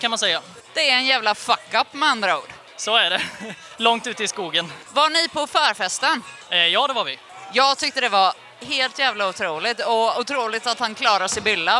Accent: Gothenburg, Västra Götaland, Sweden; Jag kommer från Göteborg

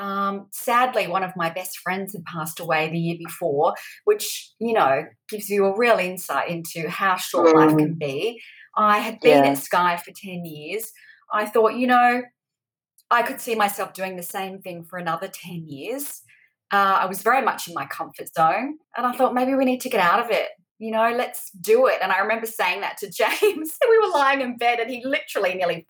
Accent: New Zealand; moved away as an adult; I'm originally from New Zealand

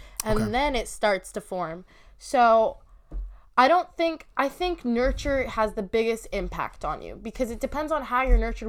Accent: United States; Muslim, so it's a very strict kind of setting. But yeah. I grew up in America, so it's super conflicting

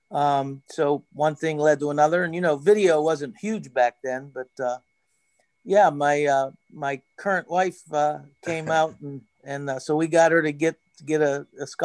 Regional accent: Jeannette, Pennsylvania, United States; we're in Jeannette, we're from Jeannette, and we're women

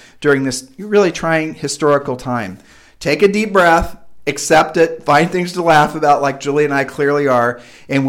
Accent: Texas, United States; moved away as an adult; we're from Texas prior to living here

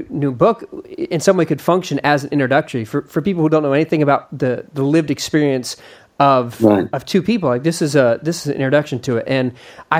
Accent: Austin, Texas, United States; you lived in Austin, Texas, where I'm from. And as a Texan

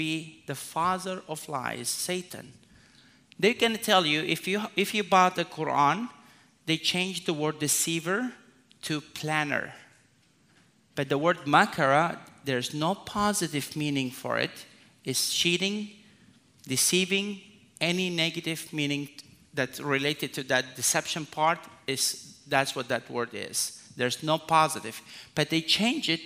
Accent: North Sudan, Sudan; now in United States; I was born in Sudan, in North Sudan, among the Muslims

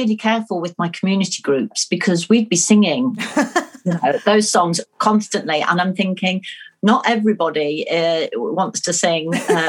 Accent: Nuneaton, West Midlands, United Kingdom; accent: Nuneaton; Which my Nuneaton accent probably wasn't very conducive to.

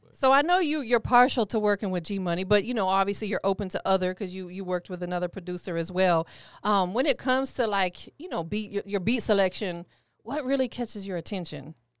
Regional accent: Tampa, Florida, United States; also born or lived in Cleveland, Ohio; I'm from Tampa

